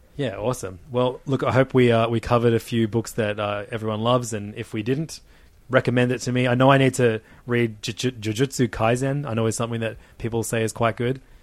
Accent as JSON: {"language": "English", "country": "Australia", "said": "we're Australian"}